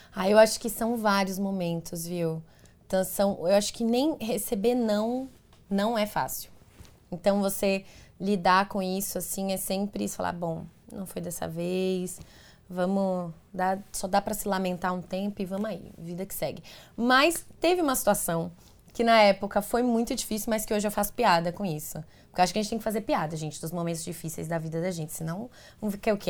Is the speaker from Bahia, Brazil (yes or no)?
yes; Teixeira de Freitas, Bahia, Brazil; moved away as an adult; now in São Paulo, Brazil; Eu sou de Teixeira de Freitas, na Bahia, é longe daqui de São Paulo, minha família toda mora lá, meus amigos de infância, enfim, as pessoas que eu cresci